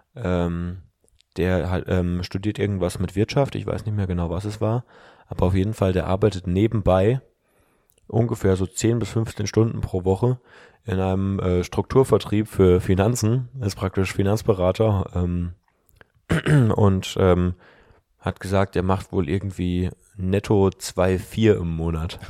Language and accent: German; the West, West Germany, Germany; bei uns im Westen